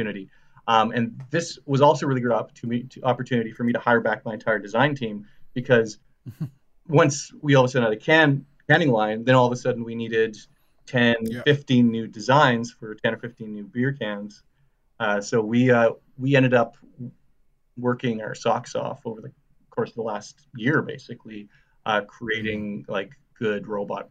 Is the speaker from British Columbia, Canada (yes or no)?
no; Saskatchewan, Canada; now in Halifax, Canada; I'm from Saskatchewan originally, and I moved here with my girlfriend at the time